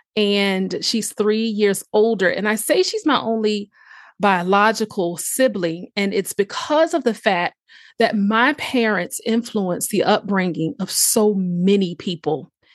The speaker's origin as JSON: {"language": "English", "town": "Chesapeake", "region": "Virginia", "country": "United States", "tie": "born or raised there", "also_born_or_lived": "Norfolk, Virginia", "said": "born in Norfolk, Virginia, raised in a city called Chesapeake"}